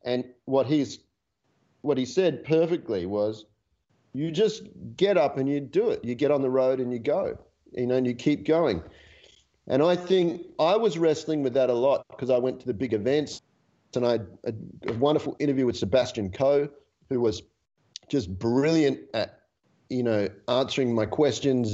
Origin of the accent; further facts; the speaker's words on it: Australia; australians with our love of the olympics